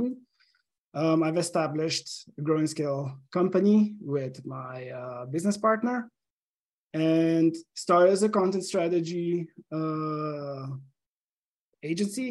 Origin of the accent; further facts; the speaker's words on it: Slovenia; English is a second language; also born or lived in Portugal; now in Seattle, United States; I'm originally from Slovenia. That you probably hear from my accent.